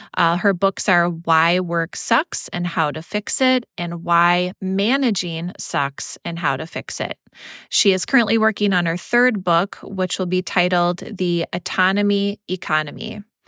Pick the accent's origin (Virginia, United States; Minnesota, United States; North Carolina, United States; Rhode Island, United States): Minnesota, United States; Minneapolis; my hometown of Minneapolis, Minnesota